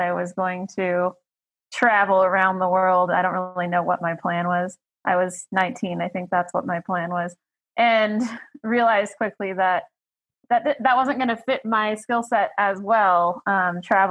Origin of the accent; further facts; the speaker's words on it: Fort Collins, Colorado, United States; also born or lived in Texas; I was born in Colorado